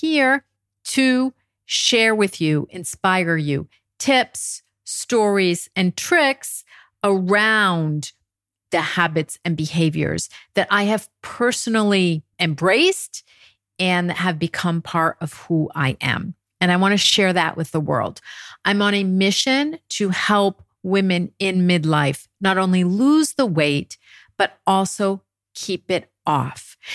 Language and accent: English; United States; moved away as an adult; now in France; my experience as an American coming to France over 30 years ago